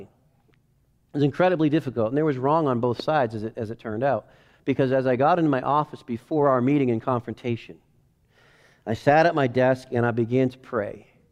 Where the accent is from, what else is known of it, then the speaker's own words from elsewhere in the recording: United States; I'm an American.